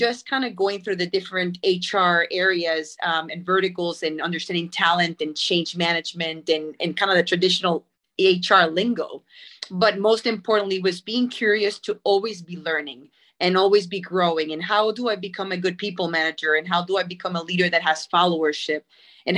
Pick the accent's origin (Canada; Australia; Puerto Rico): Puerto Rico; moved away as an adult; I am born and raised in Puerto Rico.